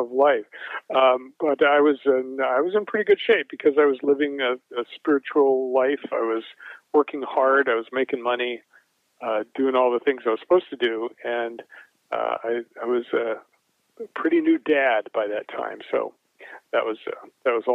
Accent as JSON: {"language": "English", "town": "Denver", "region": "Colorado", "country": "United States", "tie": "born or raised there", "also_born_or_lived": "Boulder, Colorado", "said": "I grew up in Denver and Boulder, Colorado."}